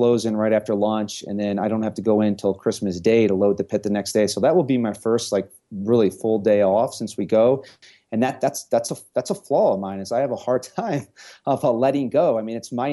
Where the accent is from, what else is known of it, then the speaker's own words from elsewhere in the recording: St. Louis, Missouri, United States; moved away as an adult; now in Denver, United States; I was born and raised in St. Louis, and I left St. Louis when I was 30 years old